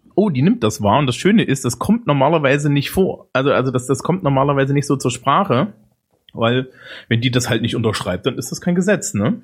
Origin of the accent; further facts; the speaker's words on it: Germany; bei uns in Deutschland.